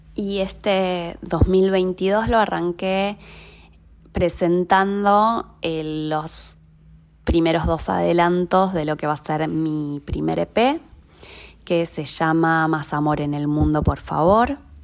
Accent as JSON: {"language": "Spanish", "town": "Lanús", "region": "Buenos Aires Province", "country": "Argentina", "tie": "born or raised there", "moved": "yes", "lives_now": "Buenos Aires, Argentina", "said": "Soy oriunda de Lanús Oeste. Ahí viví toda mi infancia."}